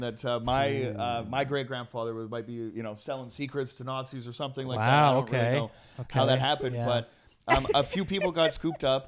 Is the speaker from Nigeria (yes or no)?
no; Trail, British Columbia, Canada; Trail, where like a bunch of Italians. That's like my, you know, my hometown